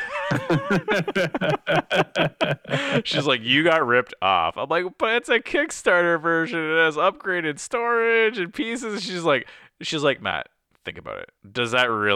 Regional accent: Canada; being Canadian

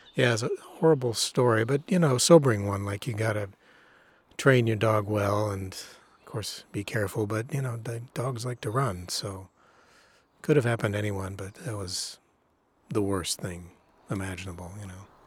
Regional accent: Illinois, United States; I grew up in Illinois.

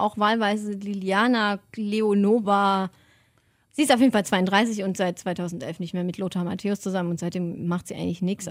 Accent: Germany; von Deutschland, von meiner Heimat

